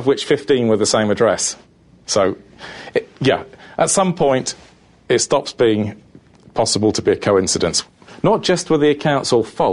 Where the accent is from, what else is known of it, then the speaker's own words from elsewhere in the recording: United Kingdom; being British